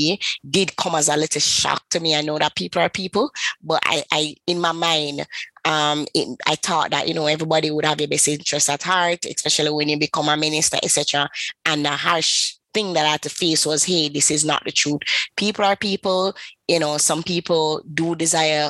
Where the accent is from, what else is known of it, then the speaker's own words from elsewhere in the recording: Kingston, Jamaica; I am from the beautiful island of Kingston. I'm from Jamaica.